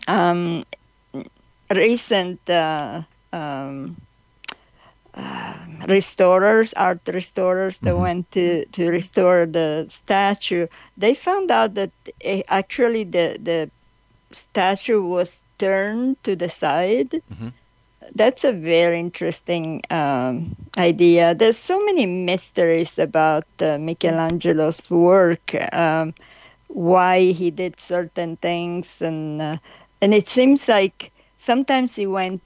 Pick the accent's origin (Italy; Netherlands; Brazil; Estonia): Italy; now in California, United States; I grew up in Italy. We grew up around beauty constantly